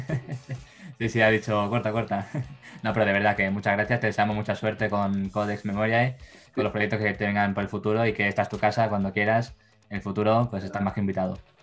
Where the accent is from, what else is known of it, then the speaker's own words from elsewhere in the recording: Barcelona, Catalonia, Spain; nosotros somos de Barcelona